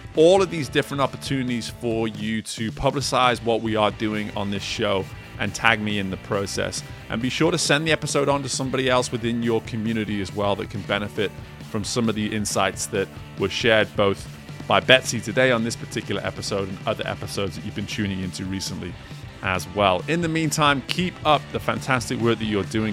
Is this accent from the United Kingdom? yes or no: yes; England, United Kingdom; I'm from England